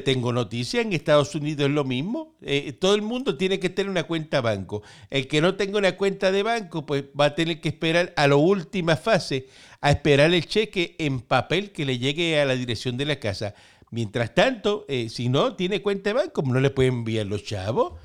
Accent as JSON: {"language": "Spanish", "country": "Cuba", "moved": "yes", "lives_now": "Puerto Rico", "said": "yo vengo de Cuba"}